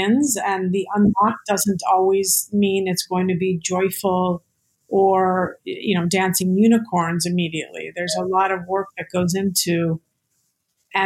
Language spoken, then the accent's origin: English; Santa Fe, New Mexico, United States; also born or lived in New York City; I grew up in Santa Fe, New Mexico, which right there and then is a very spiritual place